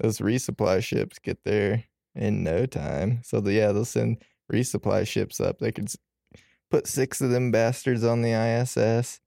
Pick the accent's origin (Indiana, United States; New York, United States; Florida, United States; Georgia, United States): Indiana, United States; since I'm from Indiana